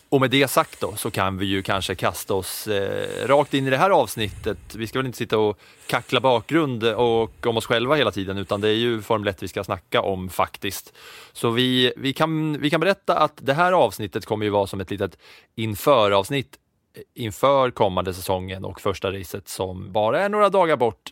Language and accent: Swedish; Katrineholm, Södermanland, Sweden; jag är ju liksom uppväxt på 90-talet där tvn alltid stod på och det enda man kunde se på helgen om man hade ettan, tvåan, fyran och inget mer så var det ju F1 eh, som stod på under, under helgerna i Katrineholm för mig